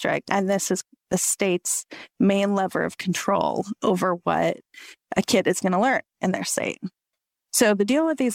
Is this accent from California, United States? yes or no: yes; Chico, California, United States; I grew up in a town called Chico. It's in the same county as Paradise